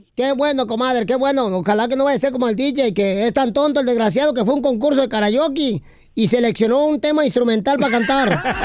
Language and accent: Spanish; Sinaloa, Mexico; yo soy de Wasabi, Sinaloa